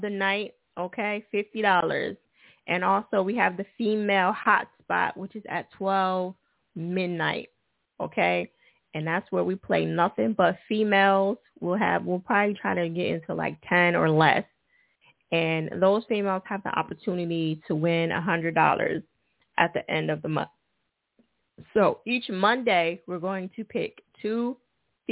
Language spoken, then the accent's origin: English; New Jersey, United States; Jersey. All right. Okay. That's my home state